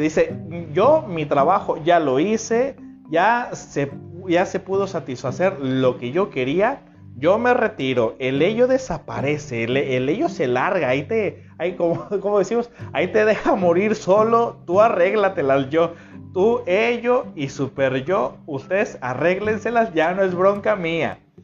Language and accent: Spanish; Mexico; en México eh, utilizamos una frase que se llama le tira el calzón